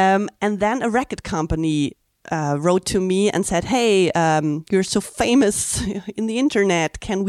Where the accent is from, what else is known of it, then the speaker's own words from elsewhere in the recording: Germany; I'm from Germany.